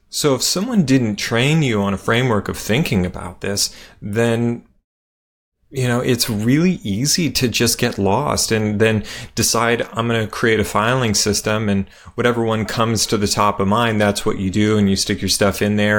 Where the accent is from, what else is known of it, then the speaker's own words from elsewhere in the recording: Las Vegas, Nevada, United States; I grew up in Las Vegas